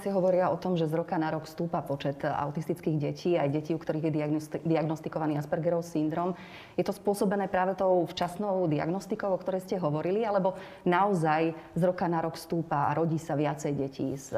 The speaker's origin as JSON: {"language": "Slovak", "country": "Slovakia"}